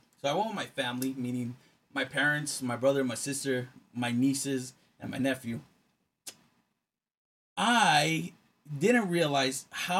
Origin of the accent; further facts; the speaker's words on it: Texas, United States; I'm from Texas.